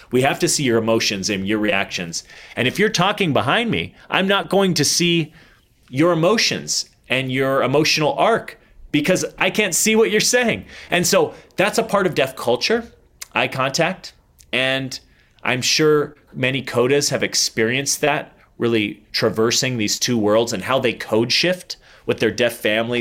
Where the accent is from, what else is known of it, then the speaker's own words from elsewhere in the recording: Arizona, United States; I'm from Arizona